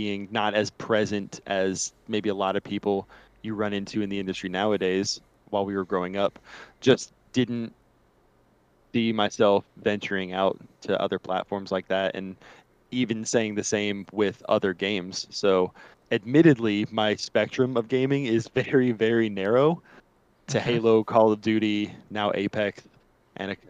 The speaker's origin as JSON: {"language": "English", "town": "Charlotte", "region": "North Carolina", "country": "United States", "tie": "born or raised there", "said": "born and raised here in Charlotte, North Carolina"}